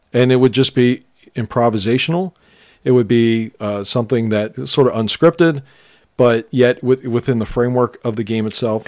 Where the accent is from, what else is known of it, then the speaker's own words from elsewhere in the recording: Philadelphia, Pennsylvania, United States; we grew up in around Philadelphia